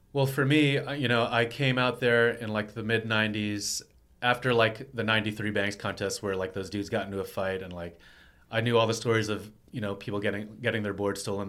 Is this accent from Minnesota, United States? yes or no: no; Texas, United States; moved away as an adult; now in New York, United States; I was from Texas